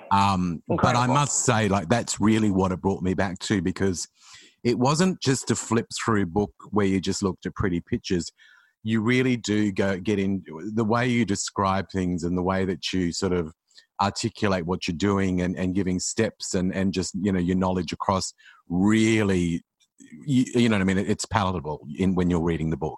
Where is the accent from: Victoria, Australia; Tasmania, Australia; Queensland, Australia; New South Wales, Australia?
Queensland, Australia; moved away as an adult; also born or lived in Sydney; I moved to Sydney when I was from Queensland when I was about nineteen